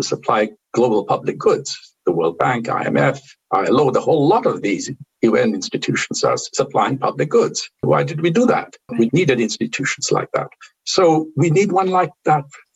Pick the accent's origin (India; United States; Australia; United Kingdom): India; I come from India, from a part of the Indian culture, which didn't feel there is a limit to what you can discuss